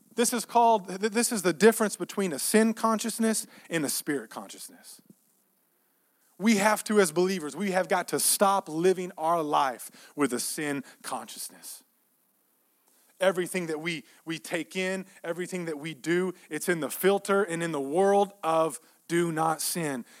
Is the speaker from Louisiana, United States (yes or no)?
no; Texas, United States; we grew up in Texas